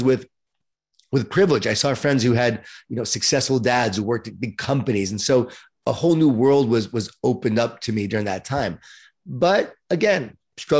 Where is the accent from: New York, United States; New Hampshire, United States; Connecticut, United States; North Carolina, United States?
New York, United States; Long Island; born or raised there